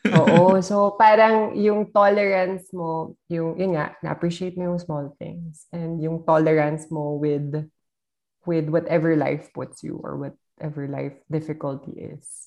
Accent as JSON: {"language": "Tagalog", "country": "Philippines", "said": "nangyayari din sa amin sa Pilipinas"}